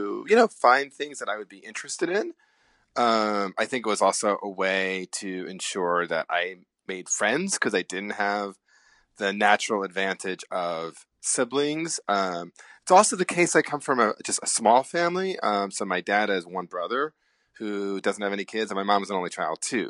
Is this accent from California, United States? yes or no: no; New Jersey, United States; I grew up in New Jersey, about 15 miles outside of Manhattan